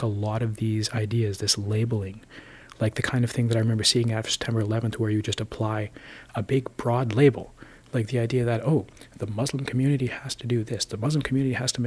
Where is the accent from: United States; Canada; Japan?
Canada; Thunder Bay, Ontario; growing up there